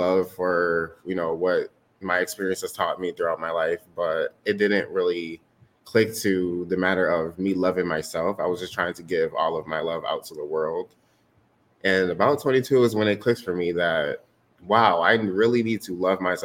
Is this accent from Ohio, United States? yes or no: no; Lansing, Michigan, United States; also born or lived in Detroit, Michigan; I was born in Detroit, Michigan, and I was adopted here in Lansing, Michigan when I was about 8 years old